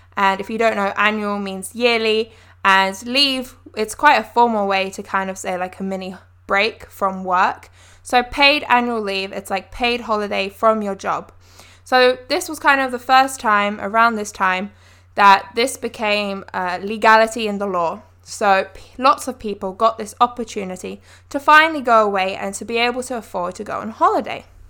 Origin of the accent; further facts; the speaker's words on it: United Kingdom; as British folk, we are surrounded by the ocean